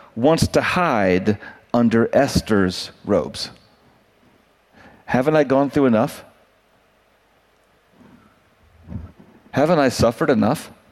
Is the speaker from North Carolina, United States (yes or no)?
yes; North Carolina, United States; I grew up in North Carolina with a little camp that I would go